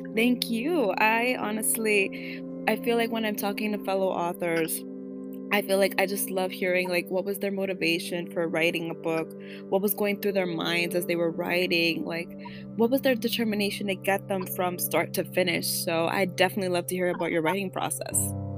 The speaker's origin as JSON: {"language": "English", "town": "New York City", "region": "New York", "country": "United States", "tie": "born or raised there", "first_language": "Spanish", "second_language": "English", "said": "I was born in Washington Heights, but being raised by my grandparents, I basically switched back and forth between Washington Heights and the Bronx."}